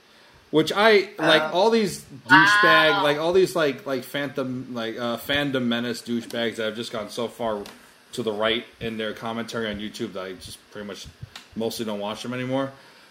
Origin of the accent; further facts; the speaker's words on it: New York, United States; I'm from New York.